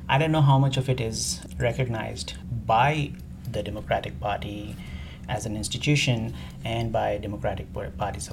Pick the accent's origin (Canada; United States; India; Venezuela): India; moved away as an adult; also born or lived in England / Middle East; I'm from India originally.